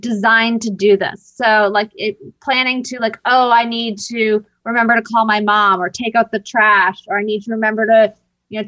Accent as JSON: {"language": "English", "town": "Boston", "region": "Massachusetts", "country": "United States", "said": "I'm from Boston."}